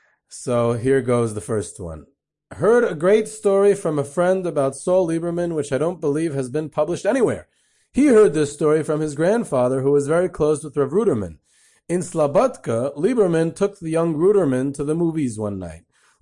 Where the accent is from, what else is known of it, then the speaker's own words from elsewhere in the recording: Cleveland, Ohio, United States; I'm from Cleveland, and I'm a very disappointed Indians fan, so the following story is very close to my heart.